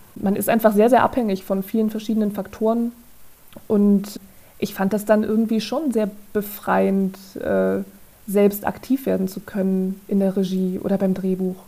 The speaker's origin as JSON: {"language": "German", "region": "Saarland", "country": "Germany", "moved": "yes", "said": "ich komme ursprünglich aus dem Saarland"}